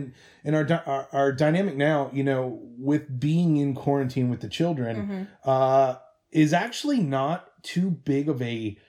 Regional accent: Cincinnati, Ohio, United States; moved away as an adult; now in Seattle, United States; we're currently living in Seattle, Washington. We're originally from Cincinnati, Ohio. We've been living out here four-ish years.

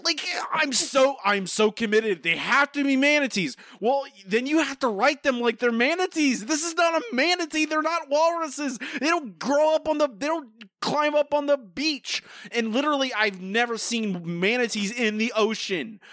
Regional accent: Florida, United States; moved away; I grew up and lived in Florida for a long time

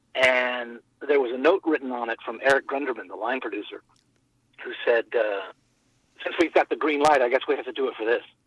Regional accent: Winston-Salem, North Carolina, United States; I grew up in Winston-Salem, North Carolina.

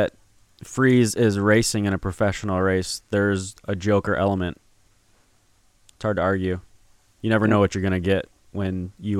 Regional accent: Midwest, United States; I'm from the Midwest, bro.

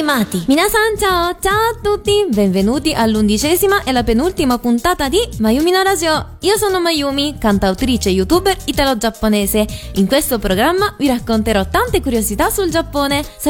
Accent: Rome, Lazio, Italy; first language Italian; Io sono nata in Italia, di preciso a Roma, e fino a 5 anni, escludendo qualche parola in giapponese, parlavo solo in italiano.

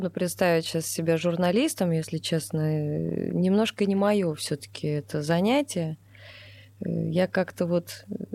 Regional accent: Krasnodar, Krasnodar Krai, Russia; Вот, мы из Краснодара.

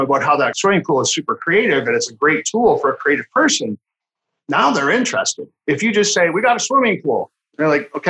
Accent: Canada; I'm Canadian

